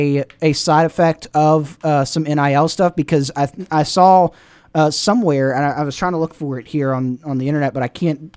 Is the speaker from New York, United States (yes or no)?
no; Robertsdale, Alabama, United States; I'm from Robertsdale.